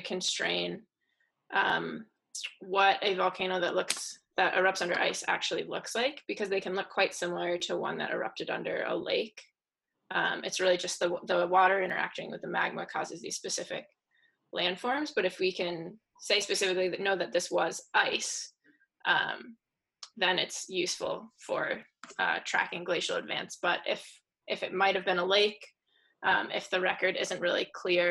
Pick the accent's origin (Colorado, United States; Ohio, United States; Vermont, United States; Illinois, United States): Vermont, United States; the house that I grew up in Vermont